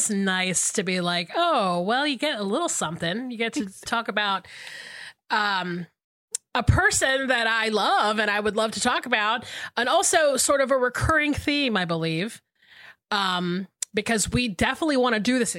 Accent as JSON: {"language": "English", "region": "South Carolina", "country": "United States", "tie": "born or raised there", "also_born_or_lived": "Georgia", "moved": "as an adult", "said": "I moved to South Carolina when I was 5 years old and basically lived between South Carolina and Georgia until I was almost 40."}